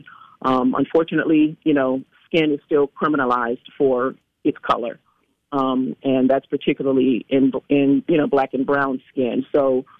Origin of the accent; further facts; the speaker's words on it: Washington, District of Columbia, United States; I was born and raised in Washington, D.C.